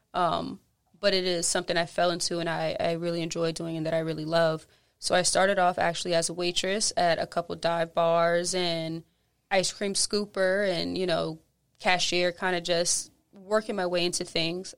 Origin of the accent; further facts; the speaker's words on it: Charleston, South Carolina, United States; moved away as an adult; now in New Orleans, United States; I'm from Charleston, so just kinda like here, like New Orleans